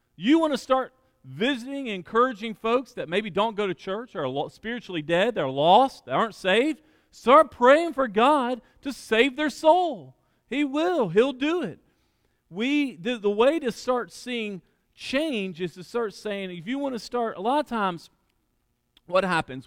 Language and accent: English; Alabama, United States; church I grew up in in Alabama